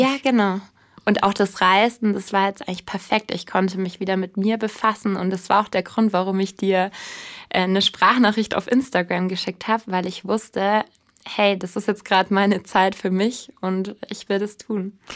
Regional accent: Bavaria, Germany; also born or lived in Munich; ich komme ursprünglich aus Bayern

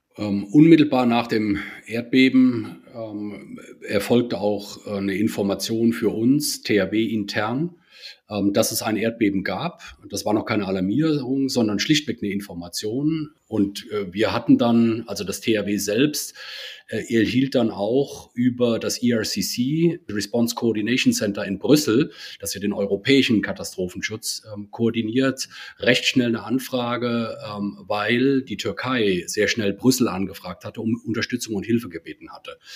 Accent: Rhineland-Palatinate, Germany; komme ich ursprünglich aus dem Ortsverband in Koblenz bin also Rheinland-Pfälzer

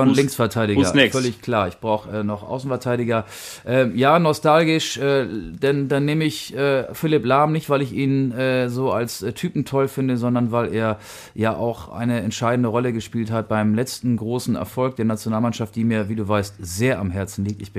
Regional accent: Stade, Lower Saxony, Germany; born there; Und der kommt aus ich, wie ich, gebürtig aus Stade.

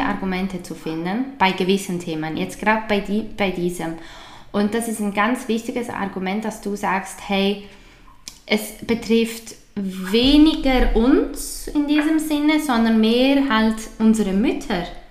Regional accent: Switzerland; bei uns in der Schweiz

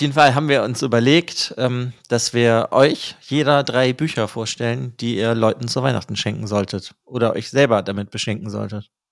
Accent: Bonn, North Rhine-Westphalia, Germany; wir als Bonner

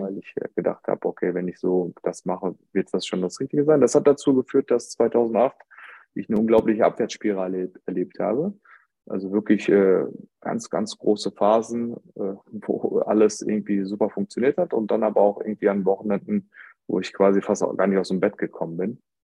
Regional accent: Germany; ich bin in Deutschland geboren und ähm, gewisse Zeit habe ich aber mit meinen Großeltern ähm, verbracht äh, in meiner Kindheit.

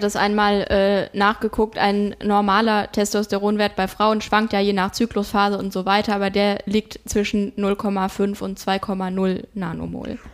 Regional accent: Rodgau, Hesse, Germany; also das ist äh, wirklich mein Heimatort

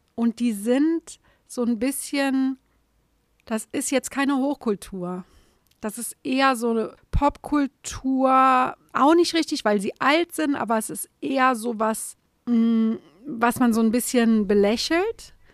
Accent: Saarland, Germany; im Saarland die Häuser zu sehen, wo ich herkomme

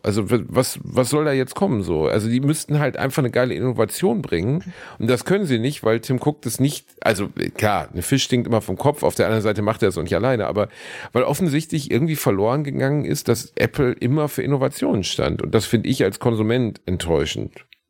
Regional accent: Gelsenkirchen, North Rhine-Westphalia, Germany; now in Cologne, Germany; meine Heimatstadt Gelsenkirchen

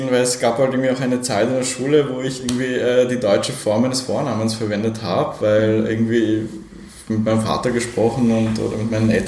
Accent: Innsbruck, Tyrol, Austria; ich bin ja aufgewachsen am Stadtrand von Innsbruck, okay. äh, äh, sozusagen in den frühen 80ern. Wir sind also so 1980 nach Innsbruck gekommen

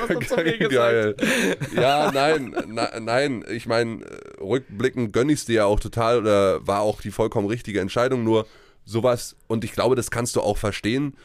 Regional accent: Uckermark, Brandenburg, Germany; also born or lived in Ruhr area; now in Berlin, Germany; in Berlin zu leben, weil das ist meine Heimat, äh, die Uckermark ist nicht weit weg, da wo ich herkomme.

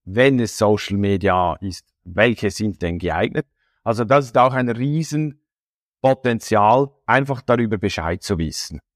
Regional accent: Switzerland; bei uns in der Schweiz

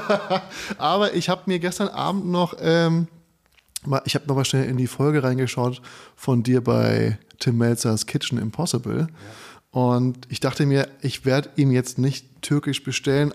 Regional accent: Frankfurt am Main, Hesse, Germany; moved away; ich bin ja aus Frankfurt

